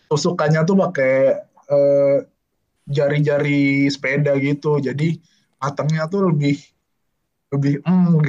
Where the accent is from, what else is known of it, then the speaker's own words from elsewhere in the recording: Yogyakarta, Special Region of Yogyakarta, Indonesia; for your information gue orang Jogja dan sepertinya gue belum pernah ke sana